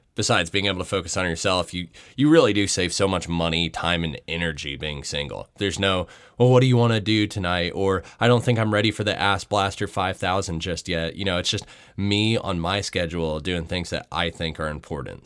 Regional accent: Atlanta, Georgia, United States; my hometown, Atlanta, Georgia

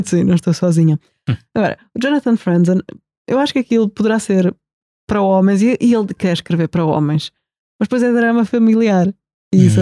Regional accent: Portugal; nós, como portugueses aqui neste retângulo

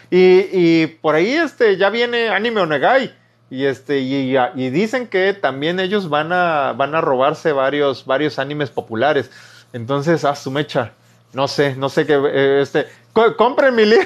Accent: Veracruz, Mexico; Soy jarocho.

